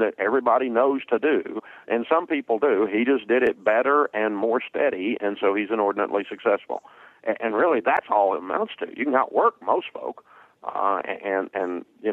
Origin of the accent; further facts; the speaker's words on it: the South, United States; growing up in the South, my daddy always called it horse sense.